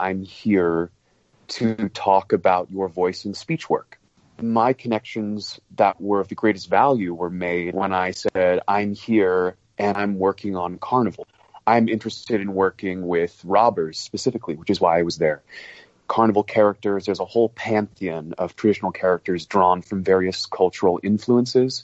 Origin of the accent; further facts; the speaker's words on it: United States; I'm an American, brought up on a system of English that is heavily influenced by stage English